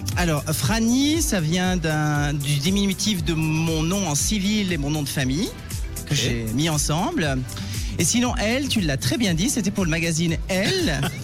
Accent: Valais, Switzerland; j'ai grandi en Valais

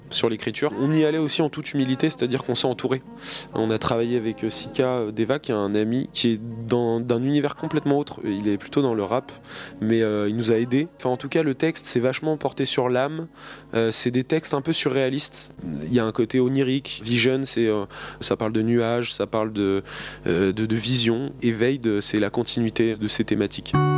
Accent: Normandy, France; je suis effectivement de Normandie

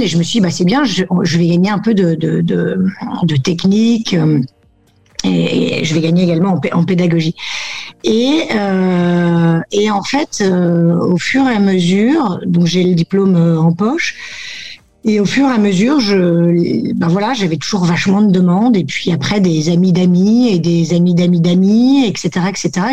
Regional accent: Lille, Hauts-de-France, France; moved away as an adult; now in Barcelona, Spain; originaire du Nord, ayant grandi dans le Nord

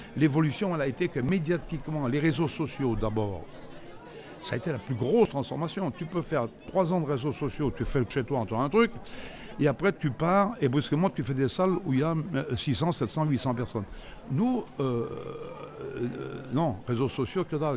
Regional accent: Grenoble, Auvergne-Rhône-Alpes, France; je suis né à Grenoble

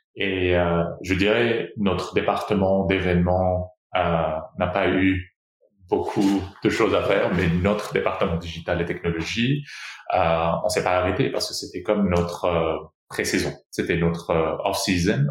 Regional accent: Brazil; moved away as an adult; also born or lived in Rio de Janeiro; je suis je suis né au Brésil. Euh, je suis aussi brésilien de, de nationalité aussi

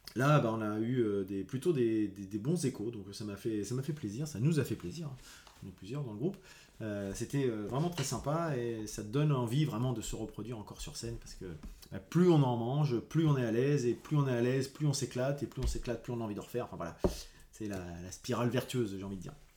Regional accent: Rouen, Normandy, France; je suis de Rouen

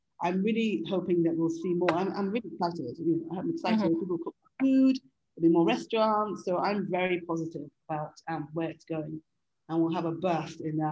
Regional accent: Nigeria; I'm Nigerian

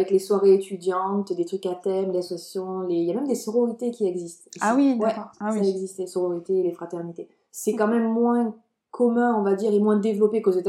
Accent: France; now in Montreal, Canada; c'était plus facile également d'avoir les permis d'études en tant que Français qu'en tant que euh, Chinois ou Russe par exemple.

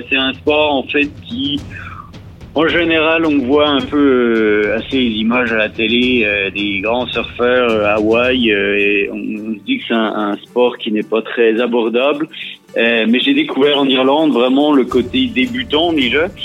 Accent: eastern France, France; moved away as an adult; now in Ireland; je viens de l'Est de la France

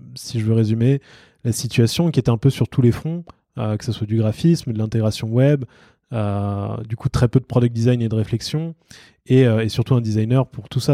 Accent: France; moi, en tant que Français

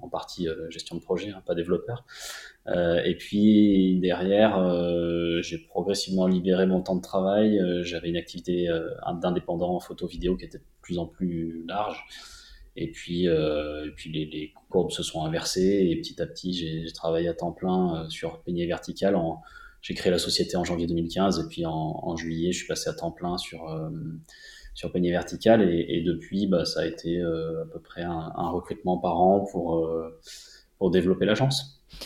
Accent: Montélimar, Auvergne-Rhône-Alpes, France; moved away as an adult; now in Annecy, France; j'ai grandi à Montélimar

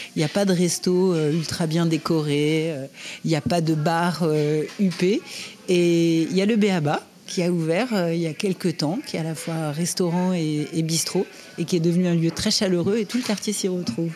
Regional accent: Les Lilas, Île-de-France, France; je suis né au Lila, à la clinique des Lilas, en Seine-Saint-Denis, juste à côté de Paris.

